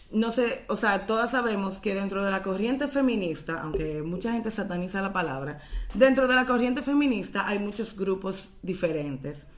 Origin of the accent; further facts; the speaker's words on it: Dominican Republic; como dominicanas